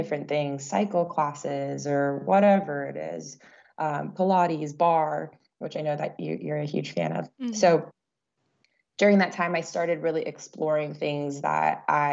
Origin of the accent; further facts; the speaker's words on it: Central Coast of California, United States; I was born and raised on the Central Coast of California